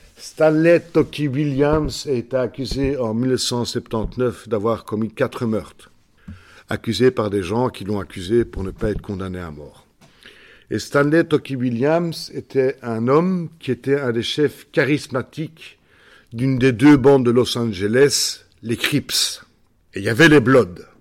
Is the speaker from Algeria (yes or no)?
no; Belgium; chez nous en Belgique